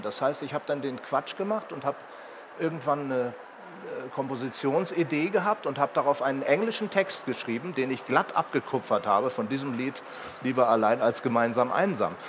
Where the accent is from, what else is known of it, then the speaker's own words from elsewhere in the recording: Herzberg am Harz, Lower Saxony, Germany; bei mir in, in, meinem Heimatort Herzberg am Harz